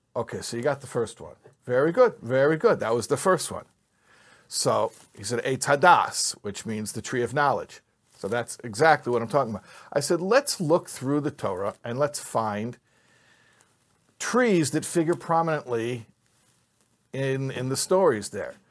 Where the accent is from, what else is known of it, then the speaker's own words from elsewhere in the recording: Chicago, Illinois, United States; moved away; I grew up in Chicago